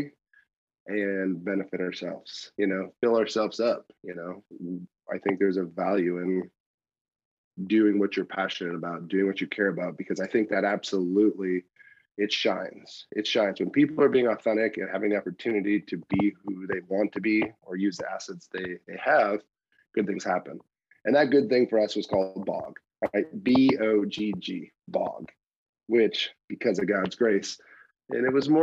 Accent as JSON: {"language": "English", "region": "Wisconsin", "country": "United States", "tie": "born or raised there", "moved": "as an adult", "lives_now": "Ohio, United States", "said": "I grew up in Wisconsin. I moved to Ohio to change my life"}